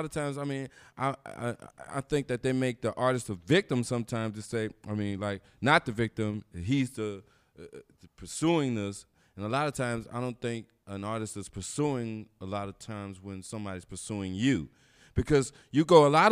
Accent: North Carolina, United States; moved away; I'm coming from North Carolina. My family is in North Carolina.

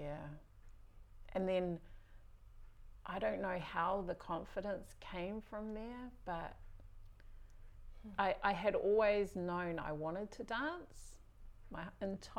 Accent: Whangarei, Northland, New Zealand; also born or lived in Auckland; now in Whangarei, New Zealand; I was brought up in Papuai, whangarei was, it's home

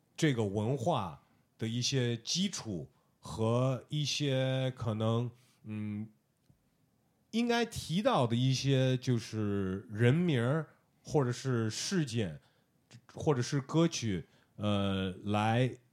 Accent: United States; moved away as an adult; now in China; 我在美国长大的

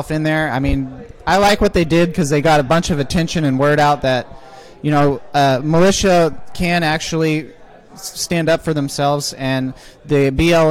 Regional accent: Midwest, United States; also born or lived in Arkansas; now in Missouri, United States; I'm from the Midwest

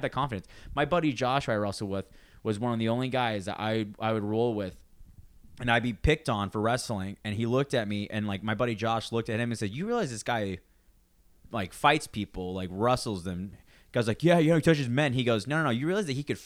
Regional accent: San Luis Obispo area, California, United States; moved away

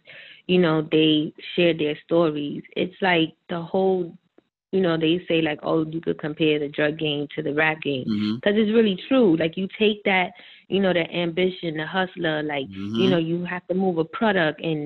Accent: New York City, New York, United States; also born or lived in Bronx, New York / Washington Heights, New York; I grew up in the Heights also. Like, I was going back and forth between my mom and my dad

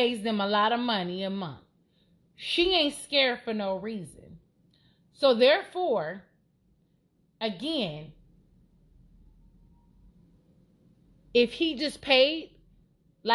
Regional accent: Los Angeles, California, United States; I'm from Los Angeles

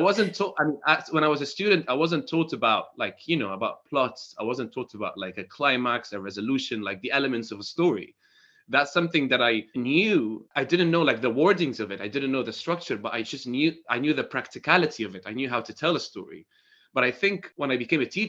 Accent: Damascus, Damascus Governorate, Syria; moved away as an adult; now in United Kingdom; I'm from Syria, Damascus

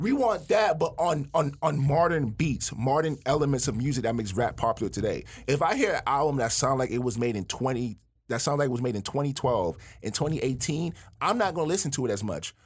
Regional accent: Miami, Florida, United States; I am from Miami, Florida

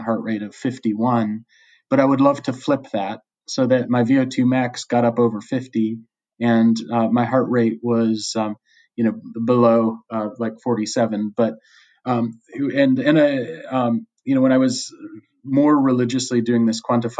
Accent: United States; moved away as an adult; now in Australia; In the U.S., which is my home country

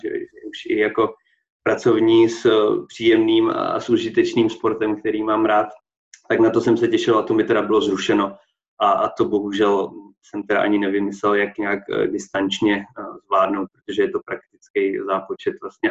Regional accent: Poděbrady, Central Bohemian Region, Czechia; moved away as an adult; now in Olomouc, Czech Republic; jsem původně z Poděbrat

